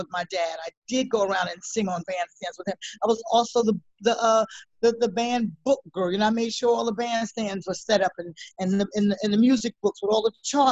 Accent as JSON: {"language": "English", "town": "New York City", "region": "New York", "country": "United States", "tie": "born or raised there", "said": "a little black girl growing up in Harlem"}